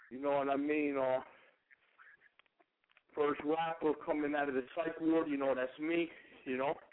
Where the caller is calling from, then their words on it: Pennsylvania, United States; I'm calling in from Pennsylvania.